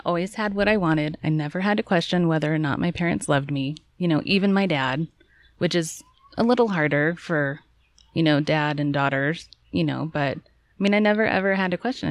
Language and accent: English; Kansas, United States; also born or lived in St. Louis, Missouri / Chicago, Illinois; I was born in St. Louis, and then in fourth grade, we moved to Chicago, and then in fifth grade, or something like that, maybe third grade, but in fifth grade, we moved to Kansas, and we've been there forever